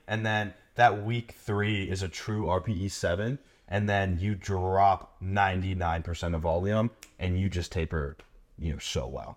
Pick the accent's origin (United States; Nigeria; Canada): United States; being American